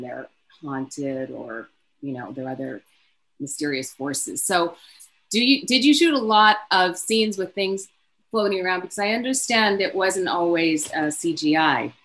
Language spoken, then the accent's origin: English; Canada; I'm Canadian also